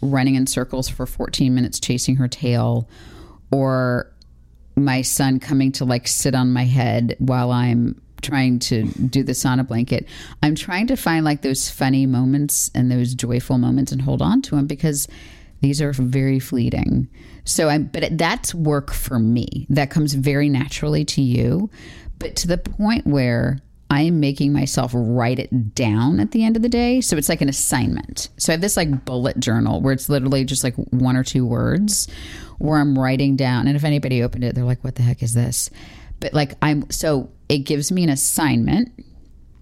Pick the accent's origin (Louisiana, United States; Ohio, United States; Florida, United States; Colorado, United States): Florida, United States; now in North Carolina, United States; my family's in Florida. I grew up in Florida.